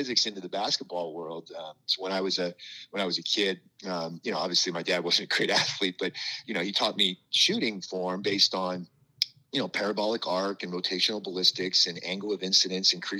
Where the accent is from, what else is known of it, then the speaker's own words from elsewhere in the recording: Northern California, United States; also born or lived in Wheaton, Illinois / Boston; I grew up in California